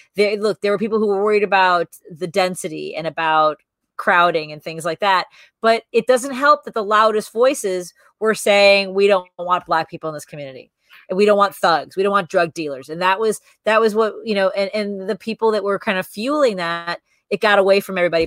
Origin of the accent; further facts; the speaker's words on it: Chicago, Illinois, United States; the house I grew up in, the, the, apartment I grew up in on Northwest Highway